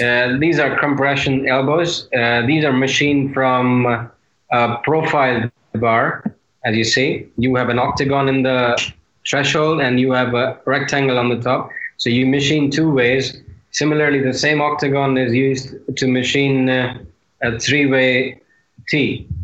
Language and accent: English; India; being an Indian